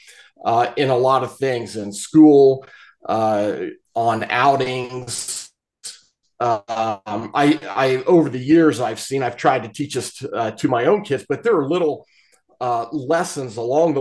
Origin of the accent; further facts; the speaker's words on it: Appalachia, Eastern Ohio, United States; growing up in Appalachia